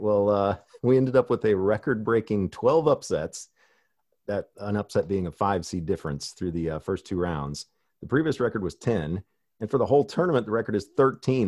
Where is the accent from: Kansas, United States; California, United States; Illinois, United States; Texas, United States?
Illinois, United States; Illinois, my home state